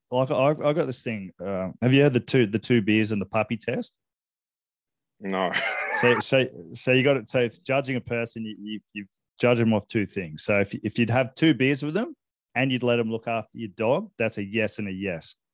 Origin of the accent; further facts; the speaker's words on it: Hong Kong; I grew up in Hong Kong, as you know, and I spent a lot of time in Asia, various different places.